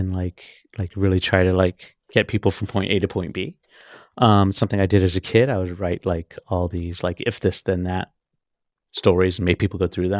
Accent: Austin, Texas, United States; also born or lived in Oceanside, California; I'm from Texas. I was born in Oceanside, California.

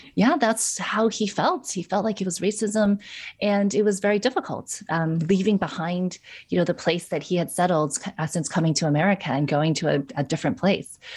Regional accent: New York, United States; I'm from New York

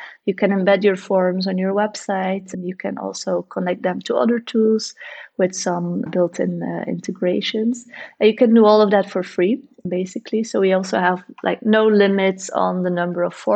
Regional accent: Bruges, Flanders, Belgium; now in Ghent, Belgium; I was born in Bruges, and it's also like a really pretty historical city

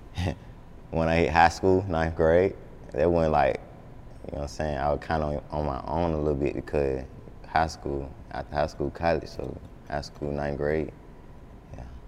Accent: Atlanta, Georgia, United States; I'm from the South Side, like Lakewood

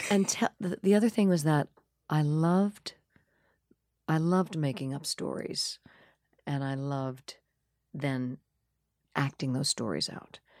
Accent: Hauppauge, Long Island, New York, United States; also born or lived in Corona, Queens, New York; I was born in Corona, Queens, uh, where my parents lived. And then we moved out to Hop Hog, Long Island when I was maybe thirteen months old. And I basically went up through the end of sixth grade out there

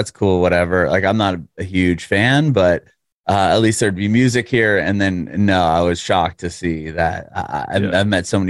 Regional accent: San Diego, California, United States; now in Nashville, United States; I'm originally from San Diego, California. So I had

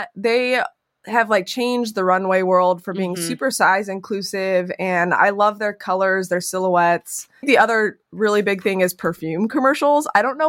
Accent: West Coast, United States; I am from the West Coast and I love the West so much

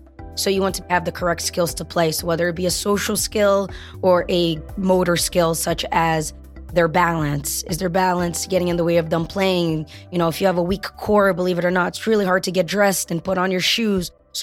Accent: Brazil; now in Framingham, United States; I speak Portuguese. I was born in Brazil.

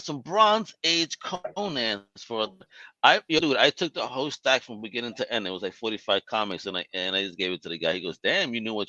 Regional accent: New York, United States; I come from New York

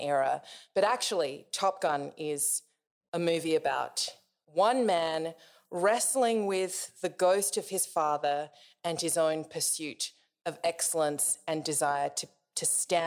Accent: Australia; I'm an Australian writer

